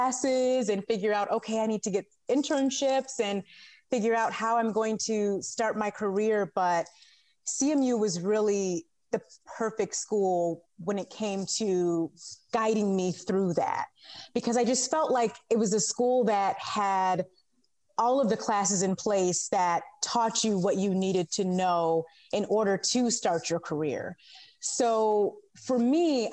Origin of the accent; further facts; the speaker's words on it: Novi, Michigan, United States; moved away as an adult; also born or lived in Southfield, Michigan; now in Los Angeles, United States; I grew up in the Metro Detroit area in both Southfield and Novi